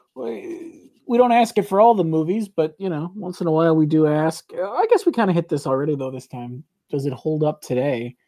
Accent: Chicago, Illinois, United States; we are from the Chicago area

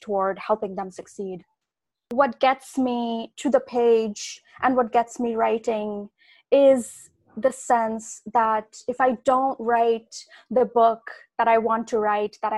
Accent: India; now in United States; I grew up in India. India is the country that I knew best.

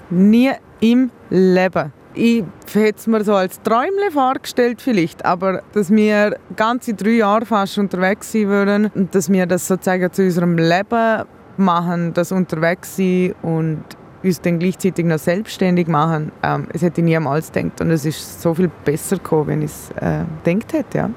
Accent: Liechtenstein; ich bin Liechtensteinerin

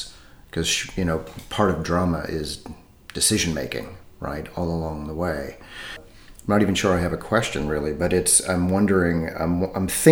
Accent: United States; moved away as an adult; now in Europe; I'm American, but I've been living in Europe for about, I think it's 23 years now.

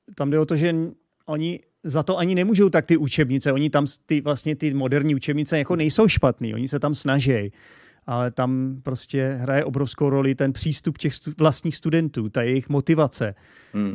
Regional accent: Czechia; jsem z České republiky a jsem tedy Čech

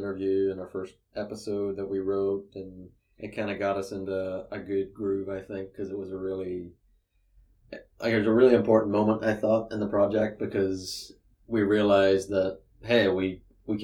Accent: Northern Ireland, United Kingdom; also born or lived in England; I was born in England, for one. I grew up in Northern Ireland

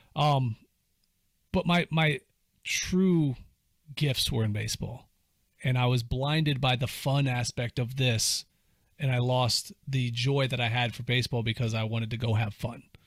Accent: Cuyahoga Falls, Ohio, United States; I was growing up in Cuyahoga Falls

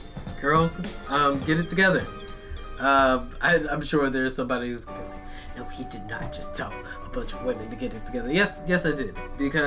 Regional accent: United States; Have to say it because I'm American.

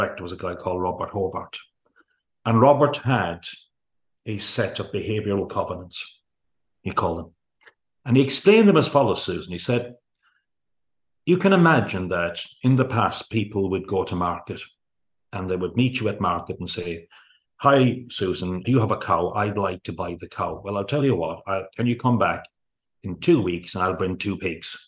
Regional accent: Kerry, Munster, Ireland; we grew up in Kerry in a rural organized parts of the world

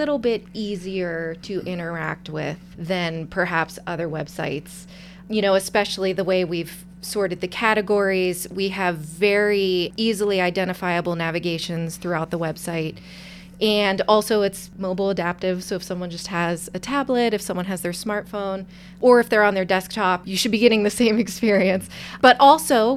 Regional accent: Pittsburgh, Pennsylvania, United States; also born or lived in Erie, Pennsylvania; I am from the Pittsburgh area.

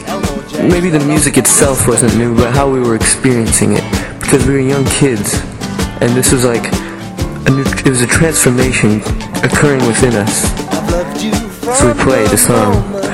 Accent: Liverpool, North West England, United Kingdom; I grew up in Liverpool, South England, working class family, and the only thing that could ever overtake me was music.

